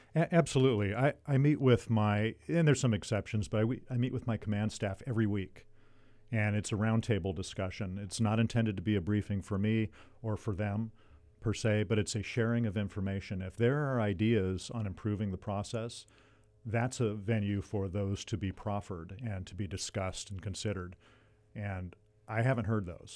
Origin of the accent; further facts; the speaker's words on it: Ventura, California, United States; I was born and raised in Ventura, and, uh, and, and, uh, grew up here, went to public schools, Buena High School